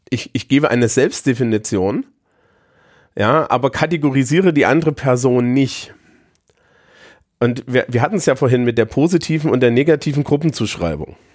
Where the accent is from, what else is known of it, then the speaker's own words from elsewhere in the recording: East Germany, Germany; ehemaliger Ostdeutscher, du kannst, ich kann ja jetzt nicht aufhören, Ostdeutsch zu sein, aber gerade als Ostdeutscher